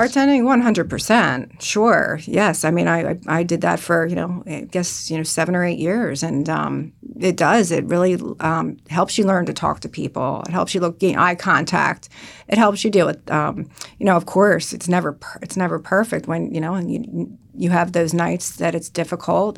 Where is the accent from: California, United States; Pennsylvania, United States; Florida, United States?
Pennsylvania, United States; Bucks County; moved away as an adult; now in New Jersey, United States; I'm originally from Bucks County